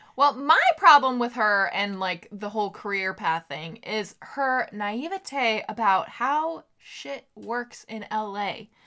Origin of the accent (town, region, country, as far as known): Sacramento, California, United States